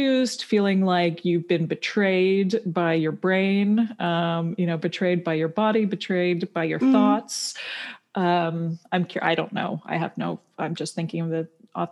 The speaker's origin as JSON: {"language": "English", "country": "Canada", "tie": "born or raised there", "moved": "as an adult", "lives_now": "United States", "said": "I grew up in Canada, so I grew up with federalized healthcare, public healthcare"}